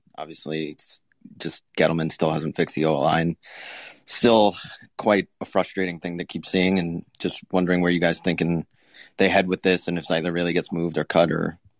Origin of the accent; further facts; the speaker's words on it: Bergen County, Northern New Jersey, United States; moved away as an adult; now in New York City, United States; I live in New York City right now. I'm from Northern New Jersey.